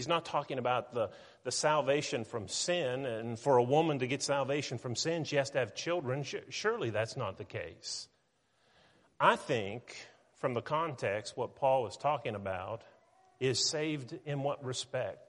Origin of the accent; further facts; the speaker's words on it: Weirton, West Virginia, United States; now in Tennessee, United States; I was born in Weirton, West Virginia